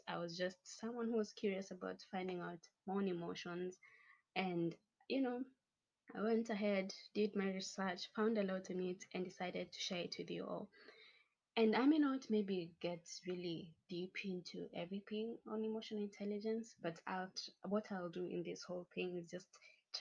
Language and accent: English; Kenya; I'm proudly Kenyan